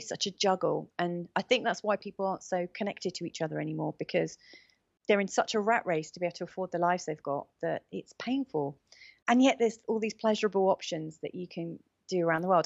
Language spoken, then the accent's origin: English; England, United Kingdom; moved away as an adult; now in Portugal; growing up in England, say, thirty years ago